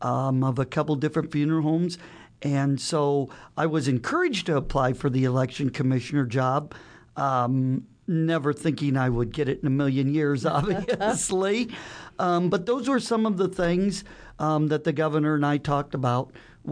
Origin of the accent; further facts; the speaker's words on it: Council Bluffs, Iowa, United States; moved away as an adult; also born or lived in Wayne, Nebraska; now in Omaha, United States; I grew up in Council Bluffs.